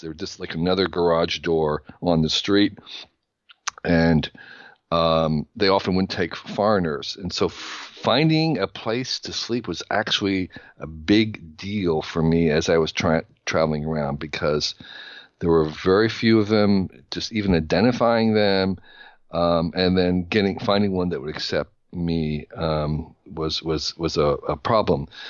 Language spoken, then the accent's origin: English; New Jersey, United States; I grew up in New Jersey in the sixties